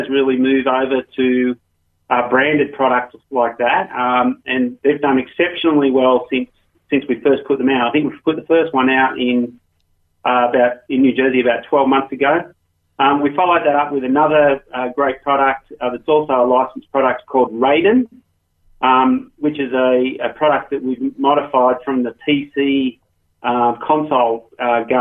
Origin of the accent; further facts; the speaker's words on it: Australia; moved away as an adult; as you might tell from my accent. I started off in Australia and worked in the gaming industry over there.